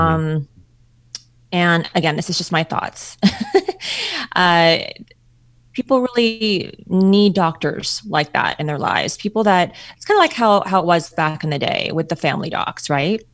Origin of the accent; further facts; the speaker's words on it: Ontario, Canada; moved away; I'm from Canada, Ontario, Canada